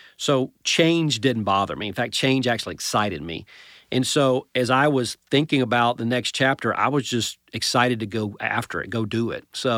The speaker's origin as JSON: {"language": "English", "town": "Atlanta", "region": "Georgia", "country": "United States", "said": "So I'm actually from the Atlanta metro area, I would say."}